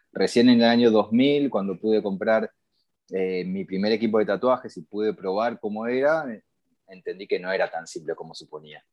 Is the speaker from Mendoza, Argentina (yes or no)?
no; Buenos Aires, Argentina; now in Barcelona, Spain; yo nací en Buenos Aires, Argentina